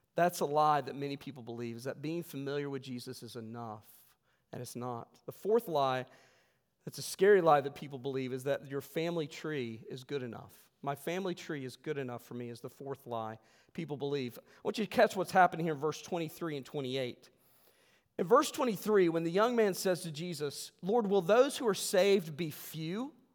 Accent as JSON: {"language": "English", "region": "West Virginia", "country": "United States", "said": "I'm from West Virginia"}